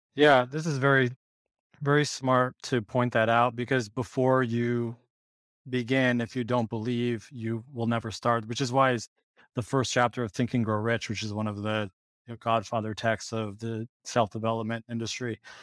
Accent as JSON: {"language": "English", "region": "Ohio", "country": "United States", "tie": "born or raised there", "also_born_or_lived": "Michigan / Portland, Oregon / San Francisco", "moved": "as an adult", "said": "I grew up in Ohio originally"}